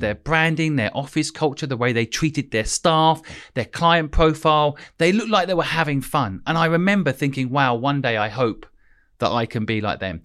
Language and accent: English; St Neots, East of England, United Kingdom; moved away as an adult; also born or lived in Hong Kong; I basically grew up in a town called St. Neots, um, which is twenty minutes from Cambridge